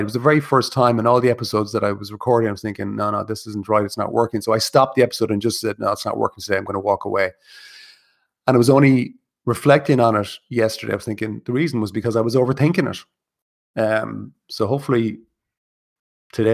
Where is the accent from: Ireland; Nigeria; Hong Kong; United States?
Ireland; Kilkenny, Leinster; moved away; I'm originally from Kilkenny